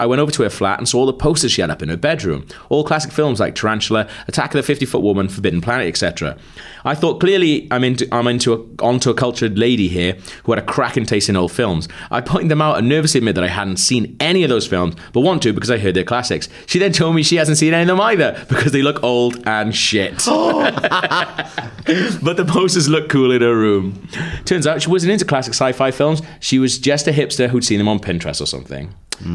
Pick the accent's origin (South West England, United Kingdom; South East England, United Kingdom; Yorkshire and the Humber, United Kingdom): South West England, United Kingdom; Bristol; I'm from Bristol.